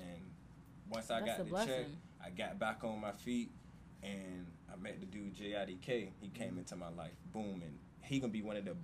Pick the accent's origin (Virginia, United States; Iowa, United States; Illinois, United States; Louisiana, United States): Virginia, United States; Suffolk; I'm from Suffolk, Virginia, downtown. Everybody I was around like played basketball, like. My dad, my uncles, and everything